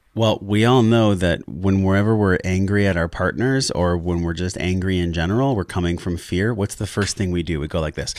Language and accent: English; La Mesa, California, United States; I grew up in La Mesa, which is in East County, San Diego